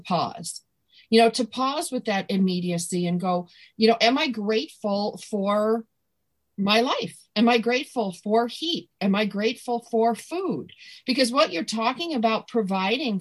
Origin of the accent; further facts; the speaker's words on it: Buffalo, New York, United States; I come from Buffalo